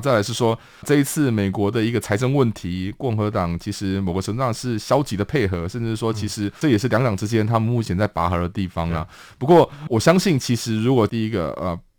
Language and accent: Chinese; Taiwan; 我们其实台湾人